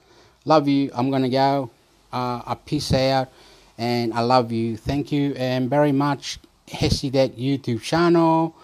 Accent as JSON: {"language": "English", "country": "Chile", "also_born_or_lived": "Australia", "said": "I am Chilean. Soy chileno. I am Australian."}